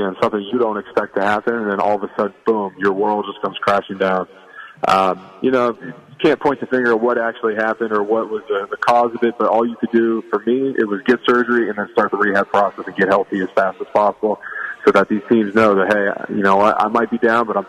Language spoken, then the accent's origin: English; Ohio, United States; You're staying in Ohio. I was raised in Ohio. I went to Ohio State. So there's a huge sense of pride.